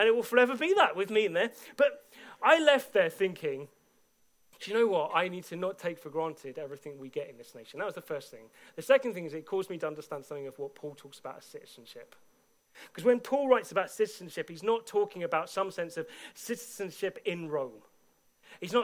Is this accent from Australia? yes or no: no; United Kingdom; I've been a British citizen from day one of being born